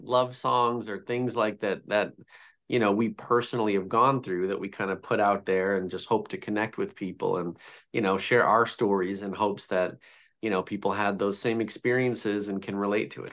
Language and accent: English; Chicago, Illinois, United States; I'm from Chicago